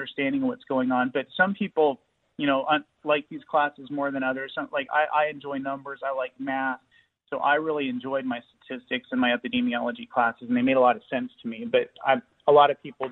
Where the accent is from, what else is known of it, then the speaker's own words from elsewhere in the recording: Tennessee, United States; I'm from Tennessee